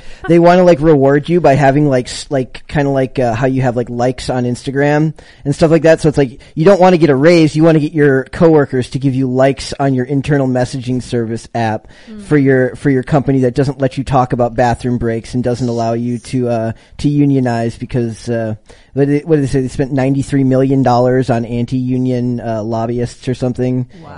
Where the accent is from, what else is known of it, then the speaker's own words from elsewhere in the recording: Minnesota, United States; I'm from Minnesota